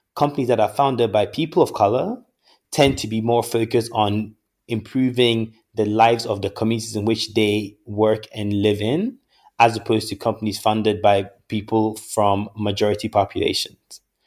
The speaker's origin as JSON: {"language": "English", "country": "Ghana", "tie": "born or raised there", "moved": "yes", "said": "a boy born and raised in Ghana, who has had the opportunity to live abroad and study in various places"}